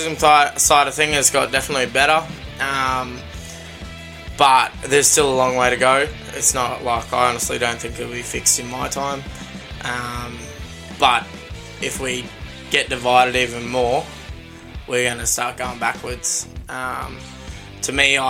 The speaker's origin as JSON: {"language": "English", "country": "Australia", "tie": "born or raised there", "said": "I was born in Australia, but my inheritance is Ireland."}